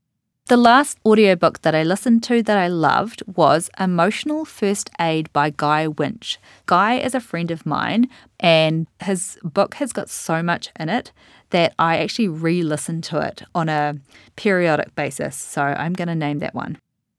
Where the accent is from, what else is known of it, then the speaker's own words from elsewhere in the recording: New Zealand; now in United States; I've lived in the US since 2013, but I'm from New Zealand, so I have a pretty mixed up way of pronouncing a lot of things